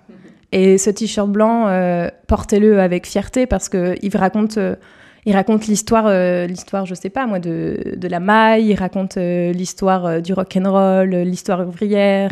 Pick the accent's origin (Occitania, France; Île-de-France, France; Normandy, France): Île-de-France, France; north-east of Paris area; Je suis originaire d'Île-de-France, euh, dans le nord-est parisien